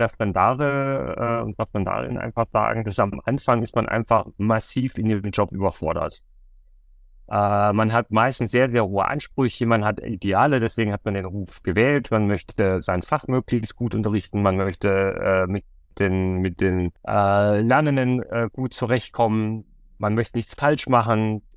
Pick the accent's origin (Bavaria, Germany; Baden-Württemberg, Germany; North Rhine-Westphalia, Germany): Bavaria, Germany; ich komme ja aus Bayern